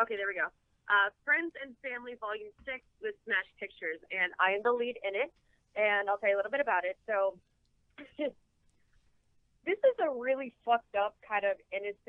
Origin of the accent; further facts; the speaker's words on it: El Centro, California, United States; El Centro, California, which is right on the border of Mexico